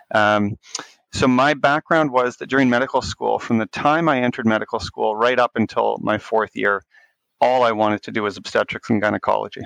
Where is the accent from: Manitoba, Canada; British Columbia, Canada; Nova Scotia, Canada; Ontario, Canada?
Manitoba, Canada; Winnipeg; I grew up in Winnipeg, uh, Manitoba, in Canada